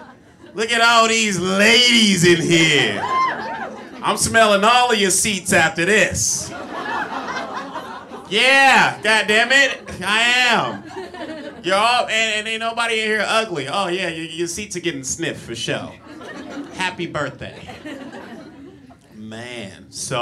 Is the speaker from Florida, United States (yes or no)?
no; Compton, California, United States; Yeah, I'm from Compton, man. If you guys don't know what Compton is, the Hunger Games called it District 12.